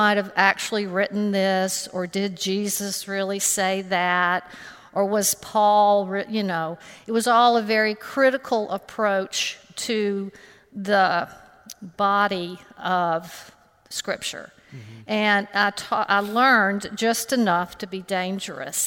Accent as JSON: {"language": "English", "town": "Homewood", "region": "Alabama", "country": "United States", "tie": "born or raised there", "said": "I grew up in Homewood, Alabama, and attended All Saints Episcopal Church with my family."}